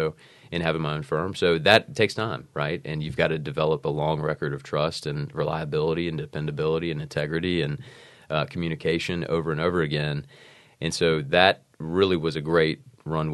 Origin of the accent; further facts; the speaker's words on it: Georgia, United States; also born or lived in South Carolina; I'm from Georgia